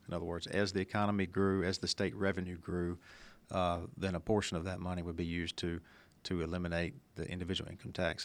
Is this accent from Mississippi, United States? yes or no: yes; Senatobia, Mississippi, United States; our hometown of Senatobie and Tate County, which is what I call home